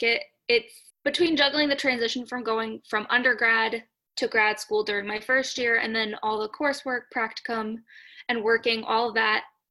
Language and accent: English; Massachusetts, United States; moved away as an adult; now in Florida, United States; I grew up in Massachusetts and I went to undergrad about 15 to 20 minutes away from where I lived